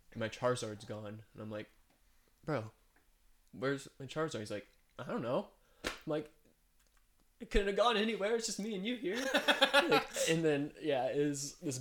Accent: Danville, Illinois, United States; now in Colorado Springs, United States; I grew up in Illinois, in Danville, Illinois, and it was pretty rough.

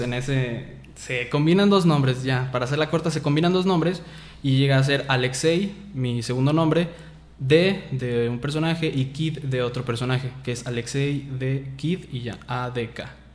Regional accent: Lagos de Moreno, Jalisco, Mexico; nací aquí en Lagos de Moreno y tengo 20 años

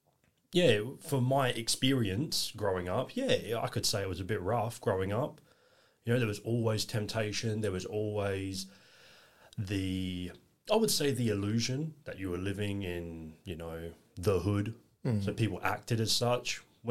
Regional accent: Elizabeth, South Australia, Australia; also born or lived in Milton Keynes, England; Bletchley, back in 1995, but only lived there for a few years. We moved out to Australia in 1998, October, we arrived and grew up in northern suburbs in Elizabeth, Davern Park region.

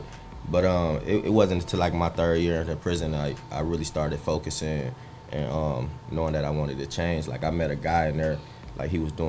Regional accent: Detroit, Michigan, United States; I'm from Detroit. I was raised by my granny

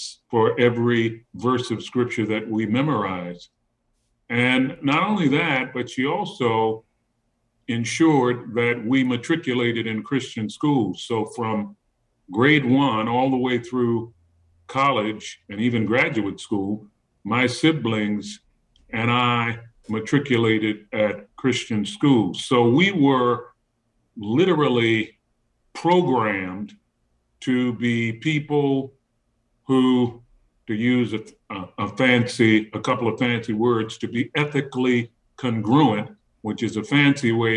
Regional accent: Baltimore, Maryland, United States; I grew up in Freddie Gray's neighborhood

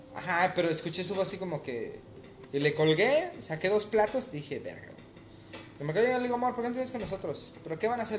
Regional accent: Mexico; moved away; ser mexicano

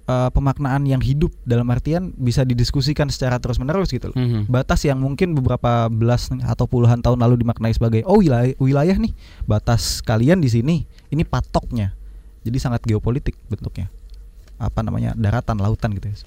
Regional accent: Timor-Leste; Mas Don orang Indonesia, saya orang Timor Leste.

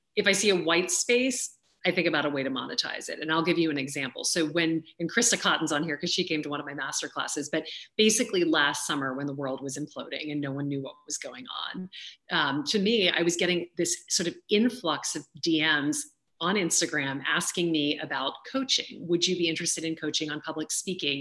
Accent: Louisiana, United States; I grew up in Louisiana

